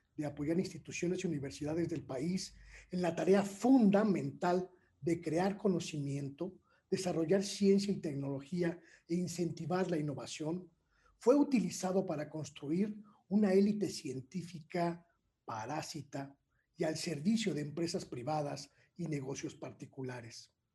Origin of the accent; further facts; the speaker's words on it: Mexico; como mexicanas, como mexicanos